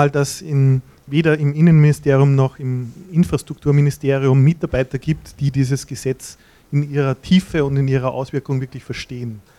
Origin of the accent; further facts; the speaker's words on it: North Rhine-Westphalia, Germany; moved away as an adult; now in Vienna, Austria; Ich komme eigentlich aus, aus Ostwestfalen. Das ist ziemlich weit nordwestlich in Deutschland.